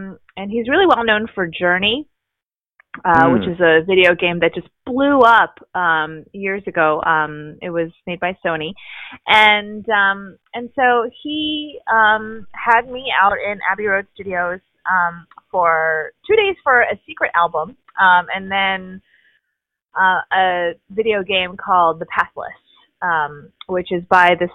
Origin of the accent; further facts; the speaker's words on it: Baltimore, Maryland, United States; moved away as an adult; also born or lived in Pennsylvania / upstate New York; now in Los Angeles, United States; I am originally from Baltimore, Maryland. Born and raised there